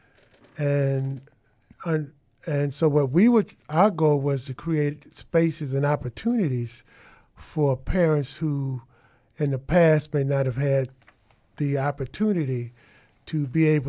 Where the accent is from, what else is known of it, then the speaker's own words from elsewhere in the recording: Chicago, Illinois, United States; moved away; also born or lived in Detroit; I grew up in Chicago. I lived in Outgill Gardens, where I had my best math teachers, and then I went to Tilden Tech